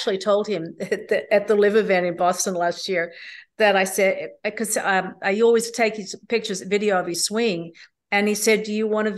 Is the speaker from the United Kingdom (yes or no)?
no; Australia; Magenta Shores, which is up in my hometown in Australia